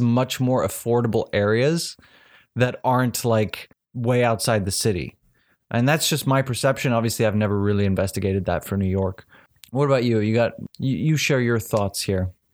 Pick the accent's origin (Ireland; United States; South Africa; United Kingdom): South Africa; I'm from South Africa